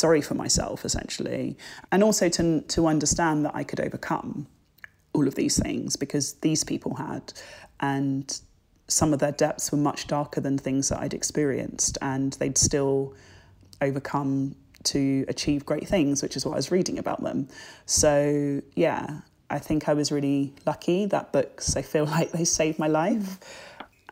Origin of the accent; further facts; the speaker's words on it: England, United Kingdom; also born or lived in Jamaica; I'm so proud of my culture and being British and being Black and being Jamaican